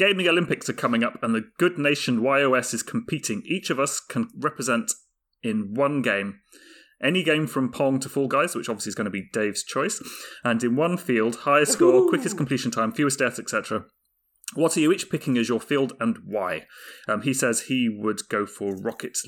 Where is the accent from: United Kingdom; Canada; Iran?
United Kingdom; England; moved away; Being an English guy